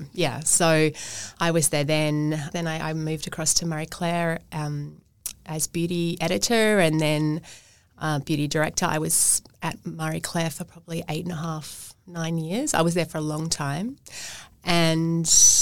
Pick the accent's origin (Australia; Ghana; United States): Australia; Perth, Western Australia; moved away as an adult; also born or lived in London; I went to school in Perth. I went to university in Perth. I was born here